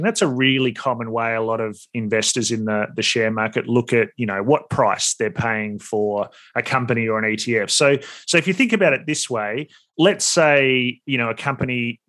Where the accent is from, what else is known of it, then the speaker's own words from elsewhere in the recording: Australia; also born or lived in United States; as an Aussie